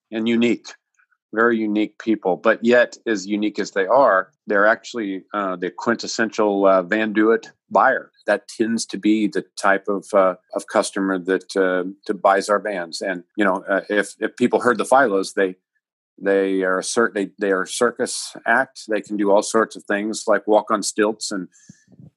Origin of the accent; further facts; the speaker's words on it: Chillicothe, Missouri, United States; I'm physically at my hometown, which is Chillicothe, Missouri